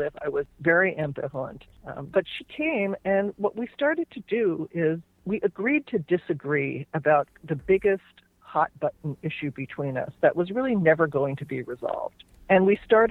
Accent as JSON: {"language": "English", "region": "New Jersey", "country": "United States", "tie": "born or raised there", "moved": "as an adult", "lives_now": "California, United States", "said": "So I grew up in New Jersey. I ended up in California."}